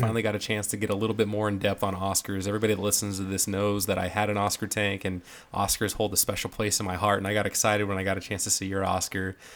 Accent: Northern California, United States; I'm from Northern California

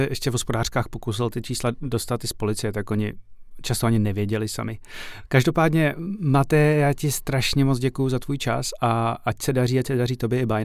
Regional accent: Slovakia; som Slovák

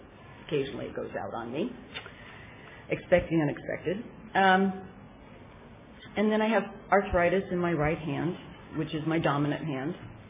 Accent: Petaluma, California, United States; And I'm from Petaluma in Sonoma County.

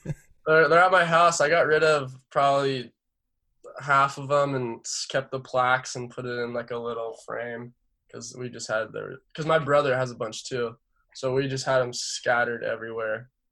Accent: San Clemente, California, United States; So I'm from San Clemente. Dana Point's probably 15 minutes north from me.

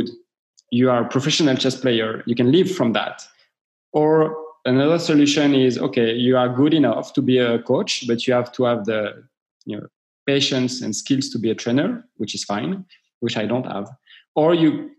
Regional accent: Paris, Île-de-France, France; I'm coming from Paris

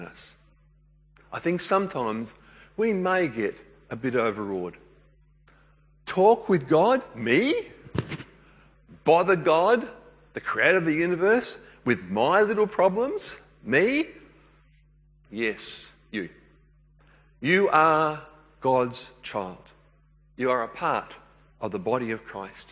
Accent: New South Wales, Australia; I grew up in New South Wales.

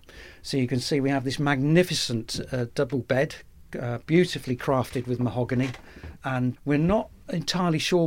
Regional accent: Brixham, South West England, United Kingdom; I grew up in Brixham, which is a thriving fishing port.

